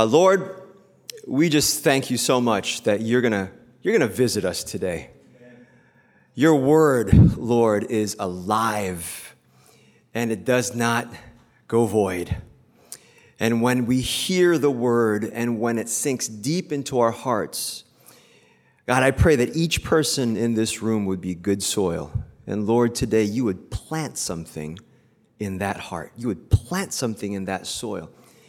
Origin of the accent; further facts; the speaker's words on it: Philippines; English is a second language; now in United States; Because I grew up in the Philippines, but I went to school here. And it's really interesting, kind of like the hybrid culture that we have, right? As Asian Americans, as Korean Americans.